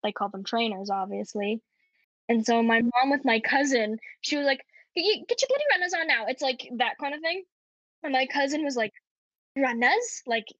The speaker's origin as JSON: {"language": "English", "country": "Canada", "accent": "Canadian", "moved": "yes", "lives_now": "United Kingdom", "said": "I'll put it on like my Canadian accent more if I'm at the shops, and like I hope to get someone's attention or they'll ask me where I'm from. And then like when they do, I go, oh, I'm from Canada."}